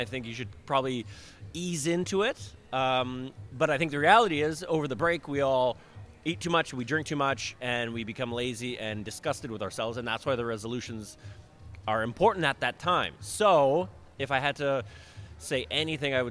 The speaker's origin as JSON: {"language": "English", "country": "Canada", "said": "I'm a Canadian success story"}